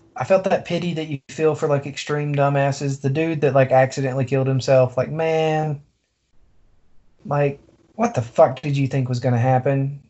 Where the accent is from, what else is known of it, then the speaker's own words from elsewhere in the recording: Deep South, United States; to be from the deep south, we certainly are.